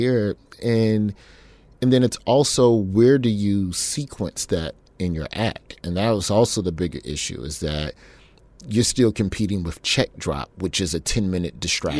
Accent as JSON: {"language": "English", "town": "Birmingham", "region": "Alabama", "country": "United States", "tie": "born or raised there", "also_born_or_lived": "Memphis, Tennessee", "said": "We moved to Birmingham from Memphis when I was in the third grade"}